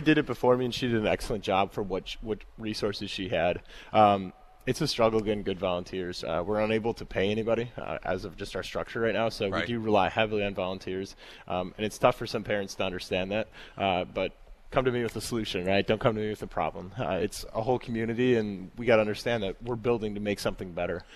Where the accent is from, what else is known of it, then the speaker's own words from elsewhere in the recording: Hales Corners, Wisconsin, United States; I'm from Hales Corners as well, so I was one of the feeder schools